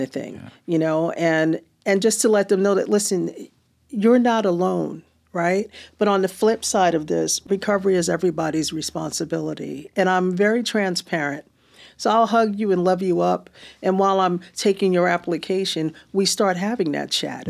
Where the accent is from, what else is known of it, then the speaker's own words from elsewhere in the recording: New Jersey, United States; moved away as an adult; now in California, United States; Jersey Californian